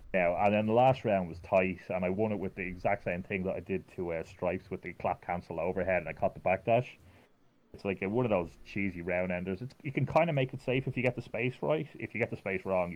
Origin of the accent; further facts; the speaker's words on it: Ireland; me being Irish